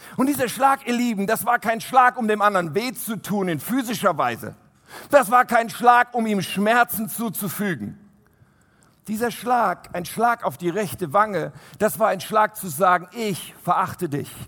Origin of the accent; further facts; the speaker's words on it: Germany; wir als Deutsche